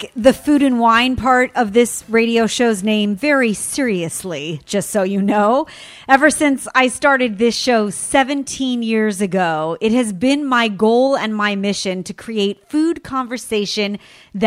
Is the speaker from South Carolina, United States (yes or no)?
no; California, United States; in my home state, here in sunny California